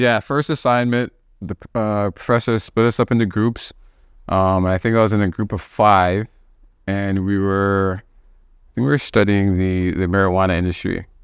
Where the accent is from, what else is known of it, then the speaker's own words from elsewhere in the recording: Toronto, Ontario, Canada; growing up in Cuban, Wilson, there was, like, a park right across from my building